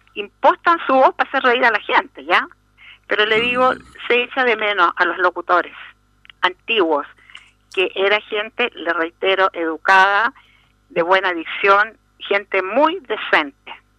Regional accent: Chile; Nosotros nacimos y nos criamos acá

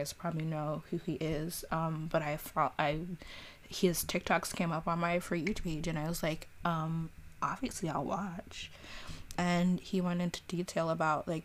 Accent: New York City, New York, United States; I'm a New Yorker. Purebred New Yorker

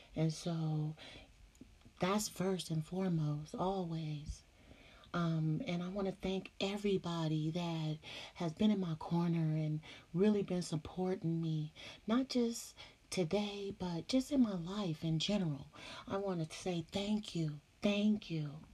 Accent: California, United States; I'm from Cali

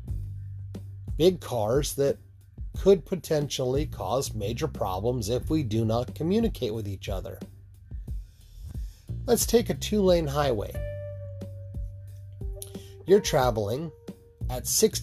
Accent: Utah, United States; When I grew up in Utah

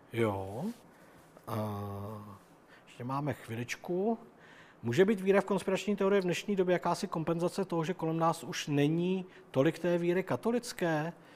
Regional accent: Czechia; also born or lived in Germany; narodil jsem se tady, mluvím tím jazykem, žiju tady s těma lidma, jsem Čech a žiju tady rád

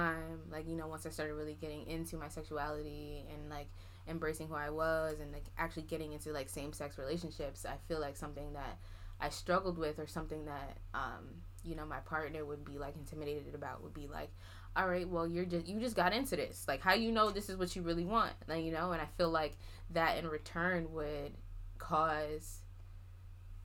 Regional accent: New York, United States; I'm from New York.

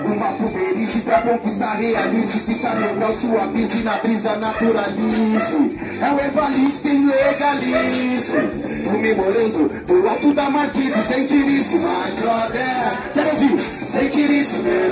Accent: Mauá, São Paulo, Brazil; sou de Mauá, muito prazer.

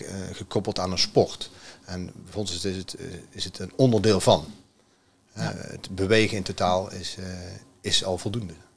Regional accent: Vught, North Brabant, Netherlands; Uit Vught.

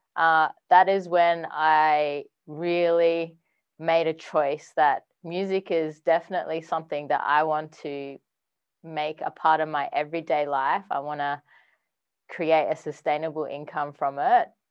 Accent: Perth, Western Australia, Australia; moved away as an adult; now in Sydney, Australia; I'm actually from Perth, Western Australia originally

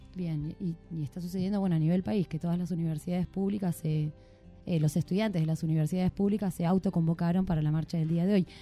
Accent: Argentina; como argentinos merecemos

